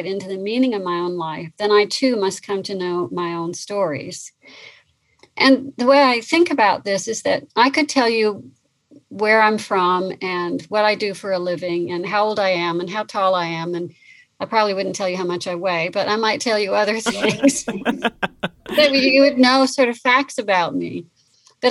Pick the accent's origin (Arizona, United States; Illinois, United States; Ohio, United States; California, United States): California, United States; I grew up in California on the coast.